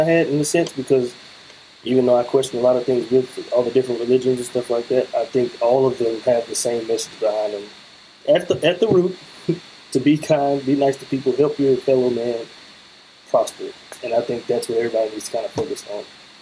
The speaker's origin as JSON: {"language": "English", "town": "Memphis", "region": "Tennessee", "country": "United States", "tie": "born or raised there", "said": "I grew up in Memphis"}